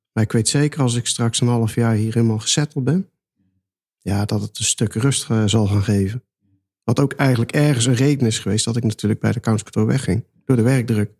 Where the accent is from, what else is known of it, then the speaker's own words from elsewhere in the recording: North Brabant, Netherlands; moved away as an adult; also born or lived in Rijswijk / The Hague; Ja, ik kom uit Brabant